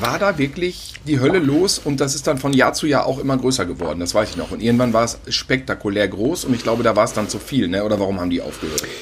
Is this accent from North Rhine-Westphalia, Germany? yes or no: yes; North Rhine-Westphalia, Germany; bei uns in Ostwestfalen auf dem Lande auf dem Acker